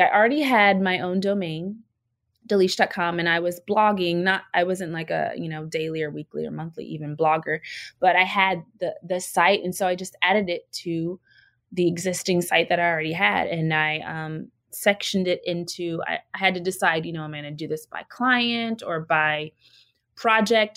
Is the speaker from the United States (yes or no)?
yes; Virginia, United States; I use y'all a lot because I'm from Virginia